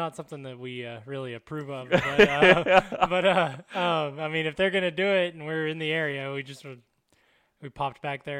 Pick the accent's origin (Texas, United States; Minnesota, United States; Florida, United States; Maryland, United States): Texas, United States; Amarillo; I'm actually from Amarillo, Texas.